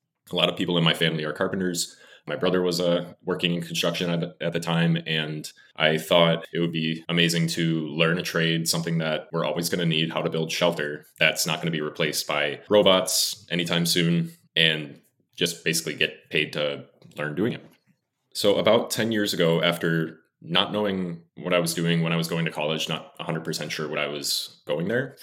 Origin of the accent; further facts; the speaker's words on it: Wisconsin, United States; moved away as an adult; now in Los Angeles, United States; I grew up in Wisconsin all my life, and I've lived in Los Angeles now for about 6 years